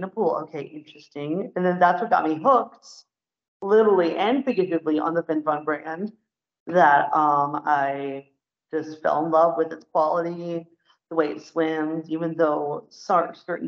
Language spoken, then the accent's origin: English; St. Louis, Missouri, United States; my home state, which is St. Louis, Missouri